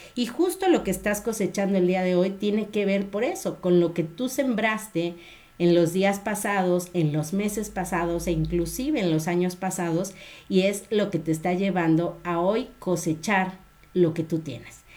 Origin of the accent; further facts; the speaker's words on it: Guadalajara, Jalisco, Mexico; de aquí de mi tierra